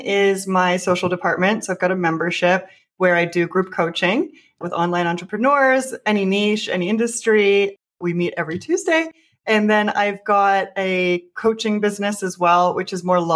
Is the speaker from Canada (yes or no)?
yes; Canada; moved away; also born or lived in Mexico / New York; I'm actually Canadian